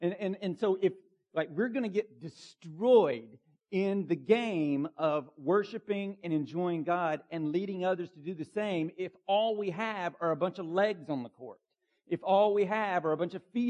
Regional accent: Bartow County, Georgia, United States; Where I grew up in Bartow County, Georgia

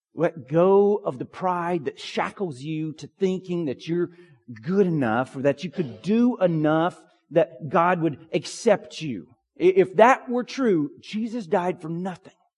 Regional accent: Pine Log, Georgia, United States; When I was a kid growing up in Pine Log, Georgia

